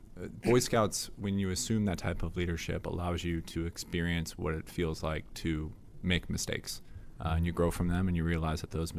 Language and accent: English; Chicago, Illinois, United States